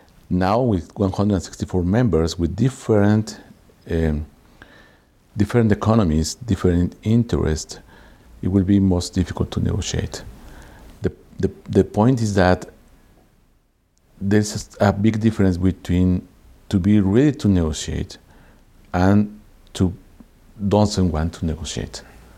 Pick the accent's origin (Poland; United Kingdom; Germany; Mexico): Mexico; Mexico City; English is a second language; I born in Mexico City and I am economist.